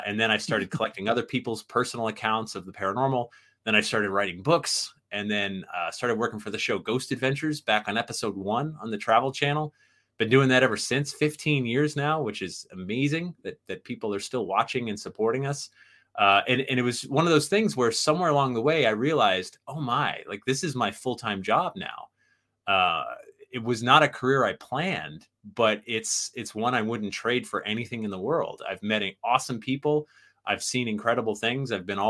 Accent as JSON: {"language": "English", "town": "Sandy Hook", "region": "Connecticut", "country": "United States", "tie": "born or raised there", "said": "I was the young whippersnapper growing up in Sandy Hook, Connecticut, and the town next to Sandy Hook is Monroe, Connecticut, which is where Ed and Lorraine Warren live."}